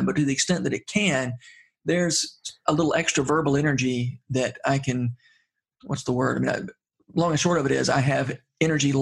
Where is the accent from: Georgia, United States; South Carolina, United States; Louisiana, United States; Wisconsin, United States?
Georgia, United States; Middle; growing up in Middle Georgia isn't necessarily an asset